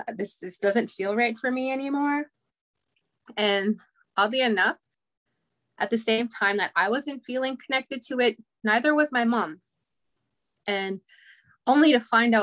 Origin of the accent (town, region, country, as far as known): Goodfish Lake, Alberta, Canada; born or raised there